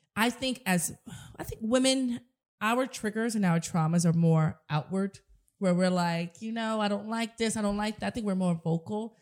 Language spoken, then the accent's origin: English; New York City, New York, United States; growing up in the South Bronx and the projects and not having a lot